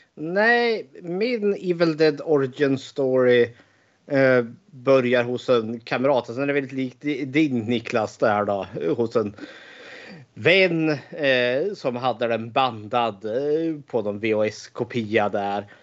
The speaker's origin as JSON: {"language": "Swedish", "town": "Eskilstuna", "region": "Södermanland", "country": "Sweden", "tie": "born or raised there", "said": "född och uppvuxen i Eskilstuna"}